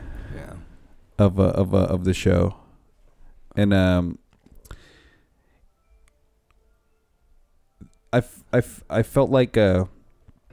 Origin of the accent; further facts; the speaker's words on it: United States; I'm an American